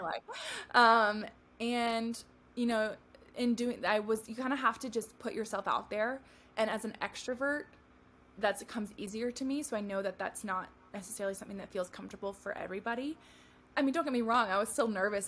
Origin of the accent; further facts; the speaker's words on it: California, United States; moved away as an adult; also born or lived in Tennessee / Arizona; now in Phoenix, United States; I moved from my home of California to Tennessee after I graduated college